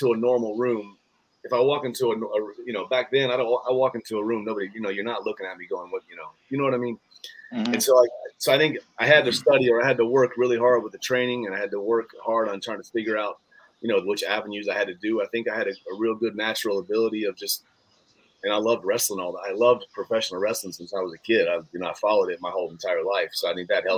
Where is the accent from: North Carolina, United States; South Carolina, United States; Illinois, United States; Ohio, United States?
North Carolina, United States; I grew up in North Carolina